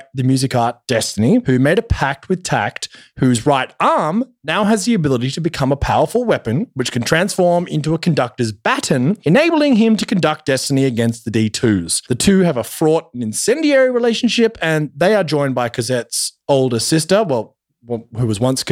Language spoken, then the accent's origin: English; Australia; I'm Australian